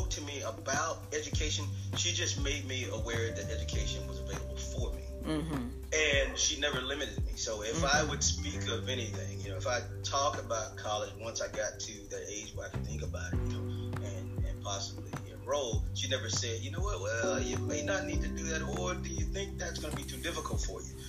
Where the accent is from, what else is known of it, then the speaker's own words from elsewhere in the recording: Eudora, Arkansas, United States; growing up in Eudora, Arkansas, which was a small town